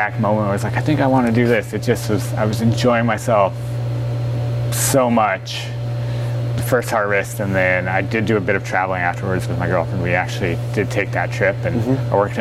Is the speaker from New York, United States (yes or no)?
no; Colorado, United States; moved away as an adult; now in Oregon, United States; I'm from Colorado